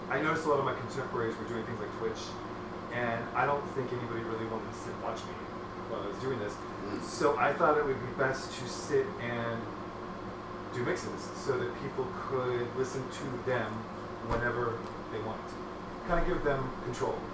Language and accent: English; Hacienda Heights, California, United States; also born or lived in Los Angeles; Um, I'm originally from Los Angeles. I was born and raised 30 minutes out of LA.